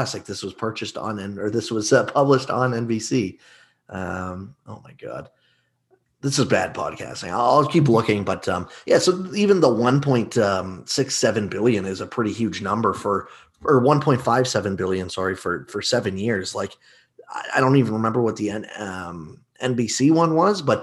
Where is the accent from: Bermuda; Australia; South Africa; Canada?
Canada; we're from Canada